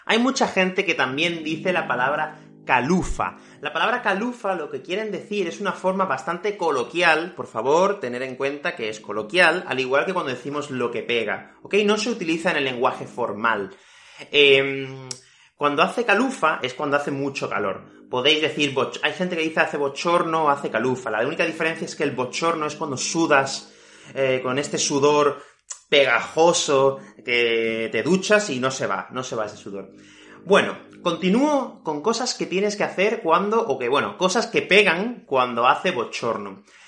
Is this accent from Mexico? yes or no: no; Fuengirola, Andalusia, Spain; yo soy de Málaga, de una ciudad que se llama Fuengirola, y aquí hace muchísimo calor en verano